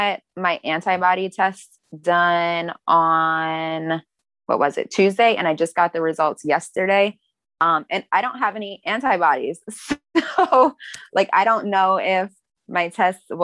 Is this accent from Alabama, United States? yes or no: no; Maryland, United States; now in Florida, United States; I'm from Maryland.